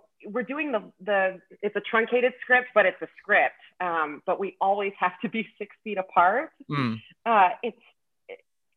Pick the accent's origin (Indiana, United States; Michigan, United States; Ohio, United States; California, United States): Michigan, United States; Ann Arbor; I grew up in Michigan